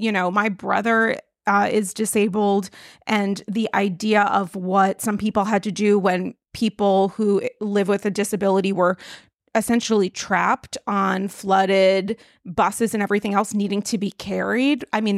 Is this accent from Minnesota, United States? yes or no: no; New York, United States; So, I mean, I really think, you know, it's a journey as a New Yorker.